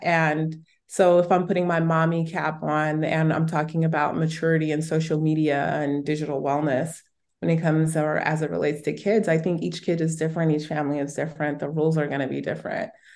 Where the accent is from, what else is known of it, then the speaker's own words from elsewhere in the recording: Southern California, United States; I grew up in Southern California.